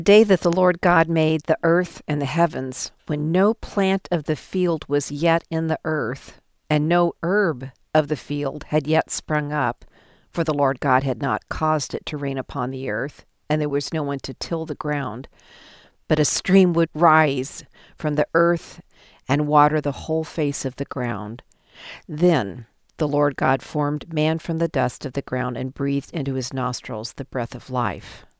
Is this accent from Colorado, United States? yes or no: yes; Colorado, United States; I'm from Colorado